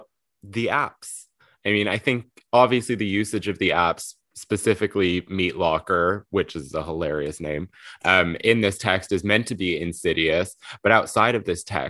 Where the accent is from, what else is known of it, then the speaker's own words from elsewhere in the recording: Montreal, Quebec, Canada; as like a gay man growing up in Montreal